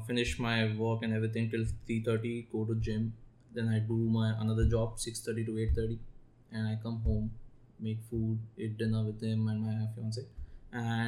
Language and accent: English; Ahmedabad, Gujarat, India; moved away as an adult; now in Toronto, Canada; I'm from Ahmedabad, a city in Gujarat.